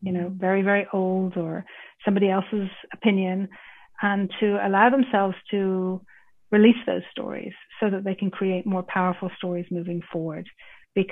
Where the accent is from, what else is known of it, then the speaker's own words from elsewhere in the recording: Ireland; my roots, because I grew up in Ireland